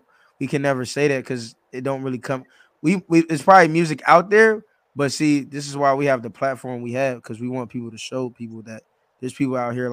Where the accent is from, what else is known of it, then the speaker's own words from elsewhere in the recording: San Diego, California, United States; being born and raised in San Diego